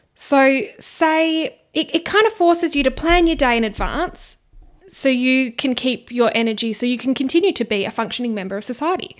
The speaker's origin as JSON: {"language": "English", "town": "Perth", "region": "Western Australia", "country": "Australia", "tie": "born or raised there", "said": "I just come from Perth. I have been here my whole life"}